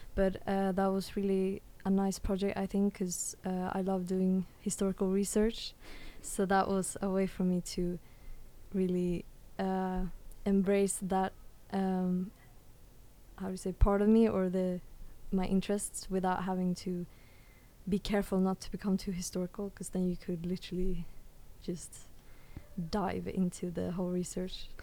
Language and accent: English; Stockholm, Stockholm County, Sweden; now in The Hague, Netherlands; I come from Sweden or Stockholm, Sweden, and um, my mom was actually offered a job in The Hague